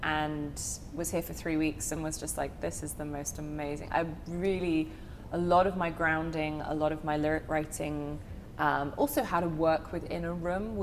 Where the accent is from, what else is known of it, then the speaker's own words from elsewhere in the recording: United Kingdom; accent: British; moved away as an adult; now in Nashville, United States; my southern drawl is hard to distinguish between my British accent.